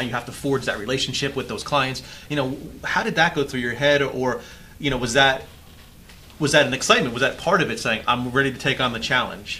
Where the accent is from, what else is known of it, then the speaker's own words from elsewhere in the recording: Florida, United States; I'm from here